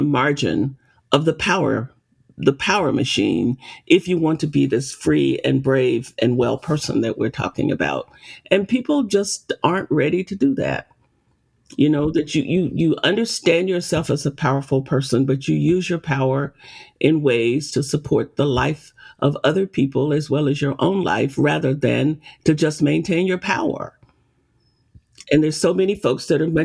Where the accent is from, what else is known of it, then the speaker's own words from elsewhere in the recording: Arkansas, United States; I grew up picking cotton in Arkansas